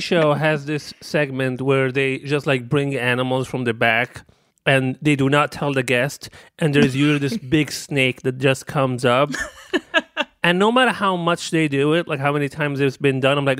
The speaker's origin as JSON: {"language": "English", "country": "Libya", "tie": "born or raised there", "moved": "yes", "lives_now": "United States", "said": "I didn't even grow up in the States. I grew up in Libya"}